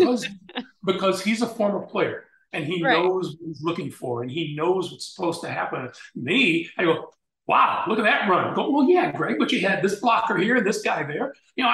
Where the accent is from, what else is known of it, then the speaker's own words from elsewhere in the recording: Chicago, Illinois, United States; also born or lived in New Orleans, Louisiana / Washington, D.C. / Iowa; Then we moved to Chicago, where he began to practice law. And I went through the rest of grammar school and high school in Chicago